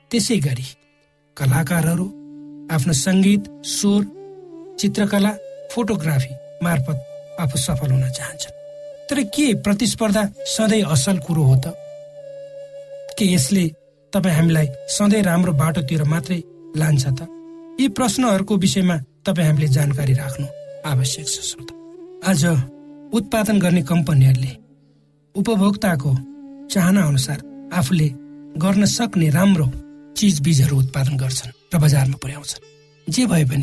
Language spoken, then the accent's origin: Nepali; eastern hill district of Nepal, eastern hills, Nepal; आजभन्दा छयालिस वर्ष अगाडि म नेपालको पूर्वी पहाडी जिल्लामा जन्मेँ म एक सामान्य परिवारमा हुर्केँ